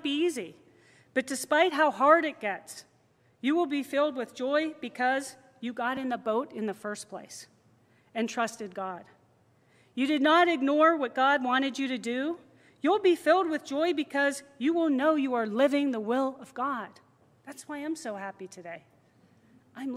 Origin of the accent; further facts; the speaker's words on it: Midwest, United States; also born or lived in Seattle, Washington; now in Madison, United States; I grew up in it. I grew up in a small town, small farm town with really bad winters